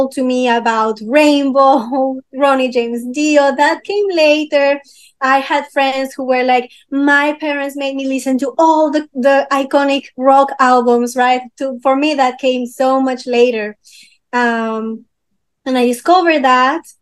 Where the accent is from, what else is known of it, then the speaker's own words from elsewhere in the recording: Peru; English is a second language; So I was born in Peru. I am half French, half Peruvian, actually. And in Peru, one good thing that we have in a school